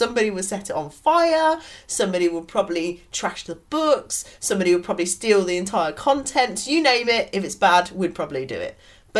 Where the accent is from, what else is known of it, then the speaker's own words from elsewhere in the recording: United Kingdom; now in Germany; And being British, that is a luxury to just have one service that does everything.